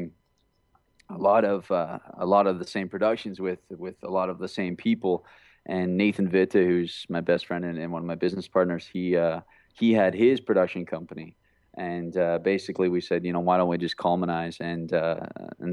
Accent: Alberta, Canada; now in Vancouver, Canada; I'm from Alberta, which is like a small town on the prairies in Canada here. And there's no acting industry whatsoever where I was raised with.

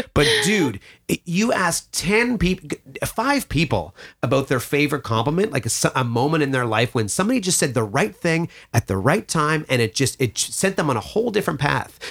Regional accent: Mattawa, Ontario, Canada; I come back to Mattawa, my hometown

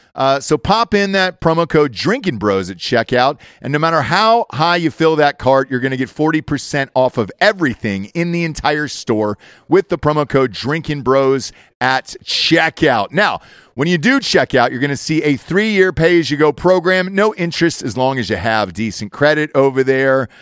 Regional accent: Georgia, United States; I grew up in Georgia

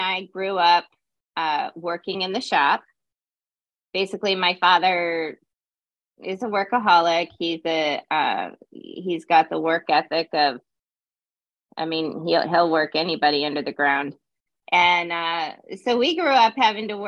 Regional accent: Loveland, Colorado, United States; moved away as an adult; also born or lived in California; now in Virgin Islands; I'm from Loveland, Colorado, a Colorado native. We don't have many of those anymore. But I grew up in Loveland.

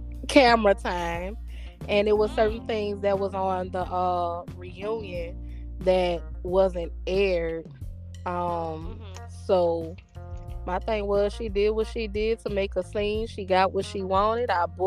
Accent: New Orleans, Louisiana, United States; now in Atlanta, United States; I'm from New Orleans.

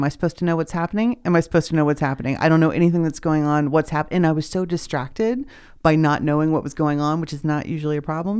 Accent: Kentucky, United States; like I was born in Kentucky. I should know about my heritage.

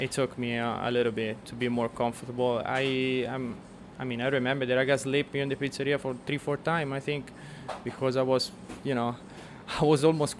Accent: Tuscany, Italy; English is a second language; moved away as an adult; now in New York City, United States; I grew up in Tuscany

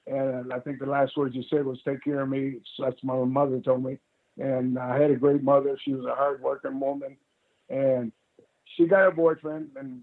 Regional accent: Canada; the Afro-Canadians or whatever you want to call us

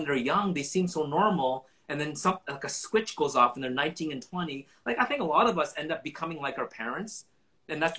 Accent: Vancouver, British Columbia, Canada; I grew up in East

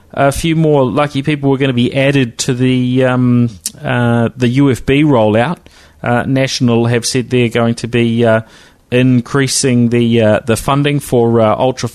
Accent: New Zealand; accent: Kiwi; my Kiwi accent

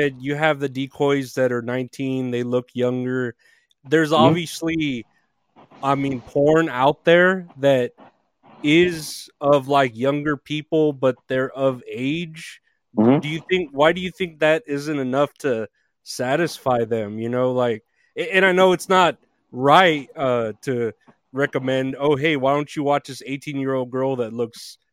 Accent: Uvalde, Texas, United States; moved away; I'm from Uvalde originally, Uvalde, Texas

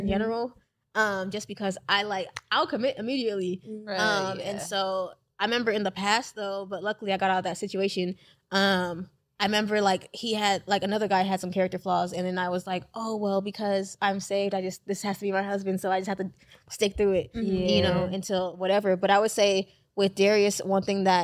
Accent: Nigeria; I'm Nigerian

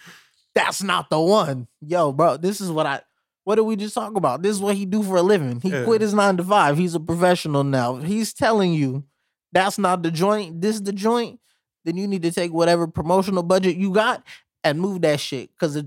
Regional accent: Pomona, California, United States; I'm from Pomona, I know.

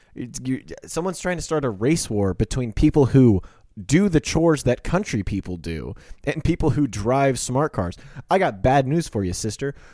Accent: Kansas, United States; I'm from Kansas.

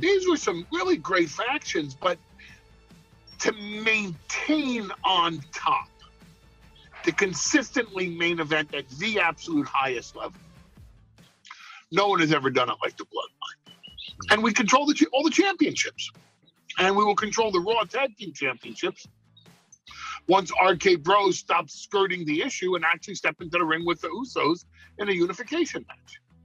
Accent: New York, United States; I'm from New York

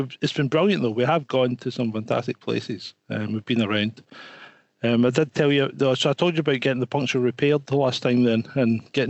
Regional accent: Scotland, United Kingdom; Being Scottish, it doesn't help because I sound half cut anyway before I even start speaking.

